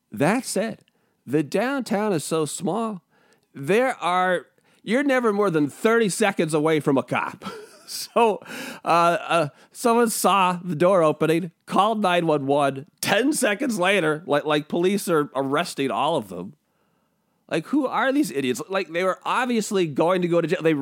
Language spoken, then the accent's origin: English; Spokane, Washington, United States; also born or lived in California / Portland / Seattle / Pullman; I was born in California. I went to high school in Spokane. I've lived in Portland uh, while I was growing up, uh, Seattle